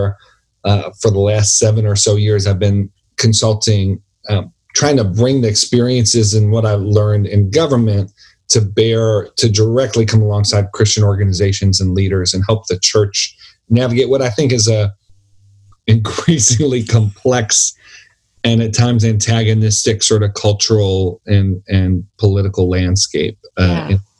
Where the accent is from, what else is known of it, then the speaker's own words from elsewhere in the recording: Buffalo, New York, United States; I'm from Buffalo, New York